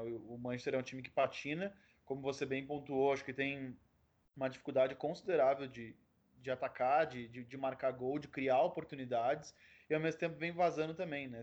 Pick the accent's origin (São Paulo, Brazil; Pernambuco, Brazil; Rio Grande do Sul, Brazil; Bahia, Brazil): Rio Grande do Sul, Brazil; Porto Alegre; eu sou de Porto Alegre, eu vim numa terra que valoriza muito o clássico